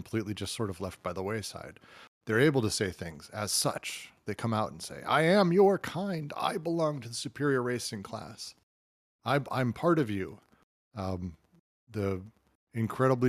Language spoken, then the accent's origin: English; United States; as an American